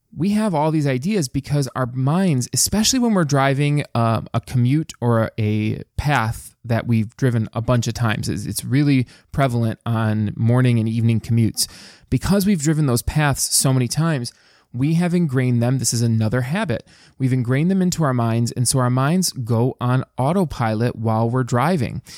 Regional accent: Dearborn, Michigan, United States; I actually grew up in the east end of Dearborn, Michigan

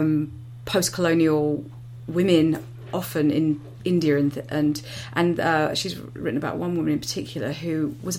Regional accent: United Kingdom; we're British

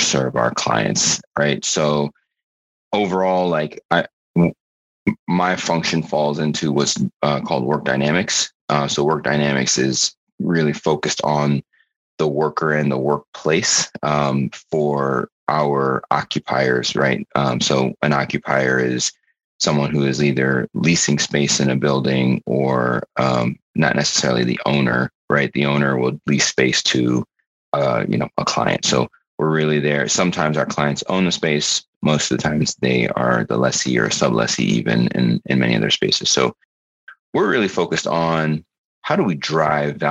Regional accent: Florida, United States; moved away as an adult; also born or lived in New York / New York City; now in Columbus, United States; I was born in New York. I grew up in Florida, but moved back to New York when I was 18 and went to college there

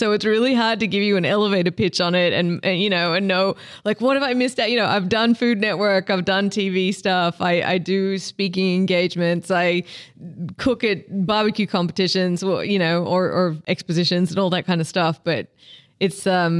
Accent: Australia; now in United States; I'm originally from Australia. I live in Texas now

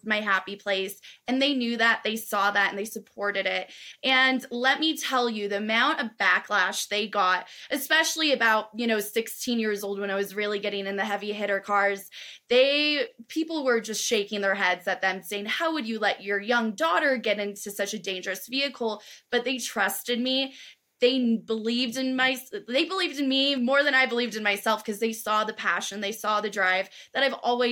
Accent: Southern California, United States; where I grew up in Southern California

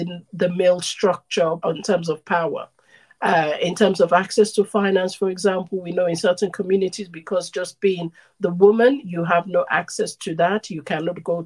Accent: Sierra Leone; I'm originally from Sierra Leone, West Africa.

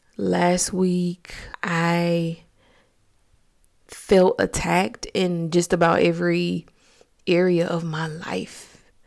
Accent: Augusta, Georgia, United States; I'm from Georgia, Augusta to be exact

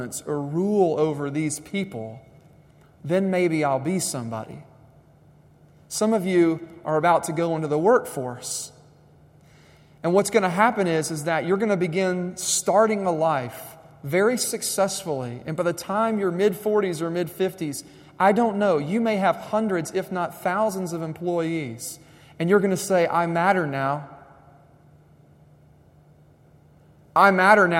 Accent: United States; I was raised in American schools

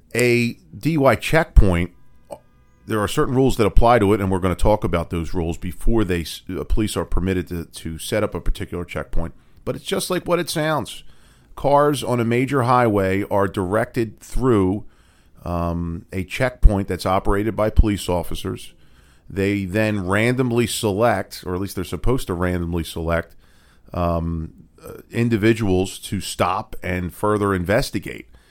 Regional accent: Philadelphia, Pennsylvania, United States; I am from Philadelphia, born and raised

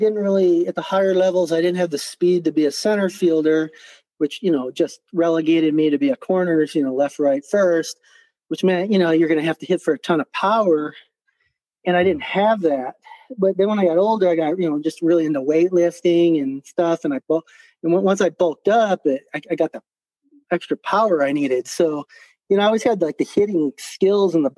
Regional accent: Park Ridge, Illinois, United States; also born or lived in Ottawa; now in Tucson, United States; I grew up in Chicago in Park Ridge, Illinois

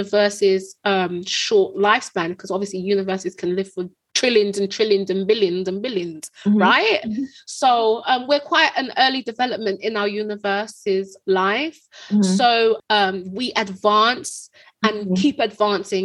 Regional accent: United Kingdom; We're British.

